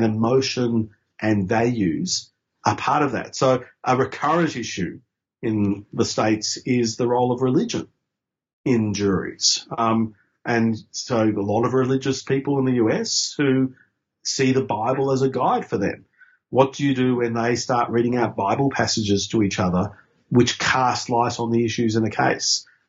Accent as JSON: {"language": "English", "region": "Queensland", "country": "Australia", "tie": "born or raised there", "said": "because I grew up in Queensland under Joe Bjelke-Petersen."}